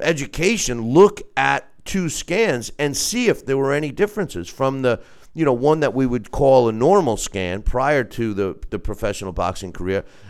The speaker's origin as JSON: {"language": "English", "region": "New York", "country": "United States", "said": "my home state of New York"}